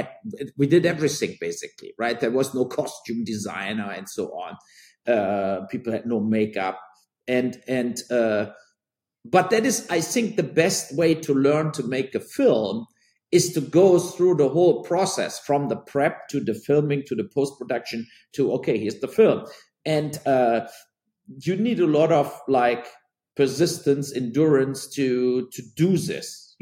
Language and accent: English; near Cologne, North Rhine-Westphalia, Germany; And then I started in Cologne, what is close to my hometown